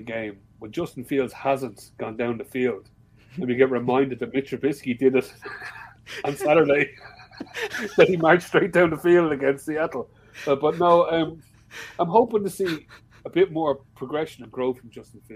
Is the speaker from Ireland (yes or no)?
yes; Ireland; I am Irish